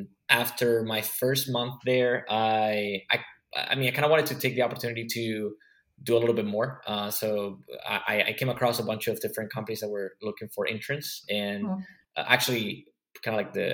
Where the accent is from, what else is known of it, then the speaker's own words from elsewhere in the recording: Spain; I'm from Spain